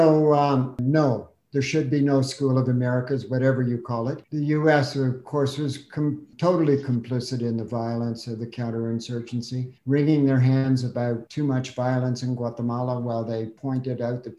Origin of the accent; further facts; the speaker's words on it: Canada; I'm Canadian